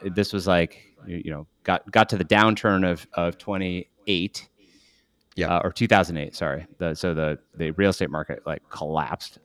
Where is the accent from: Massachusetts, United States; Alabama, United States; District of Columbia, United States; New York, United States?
Massachusetts, United States; Western; also born or lived in Paraguay; I grew up uh, in Western Massachusetts in a really small farm community of about 2,500 people. I ended up there. Uh, I was born in Paraguay.